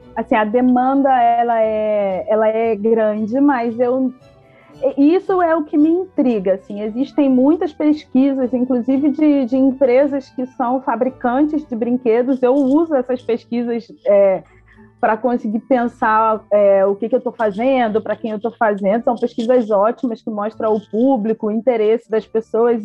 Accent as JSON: {"language": "Portuguese", "town": "Belford Roxo", "region": "Rio de Janeiro", "country": "Brazil", "tie": "born or raised there", "said": "nasci, cresci, fui criada lá em Belfor Roxo"}